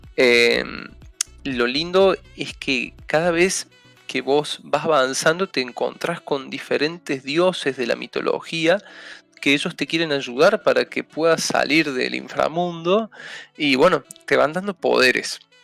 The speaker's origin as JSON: {"language": "Spanish", "country": "Argentina"}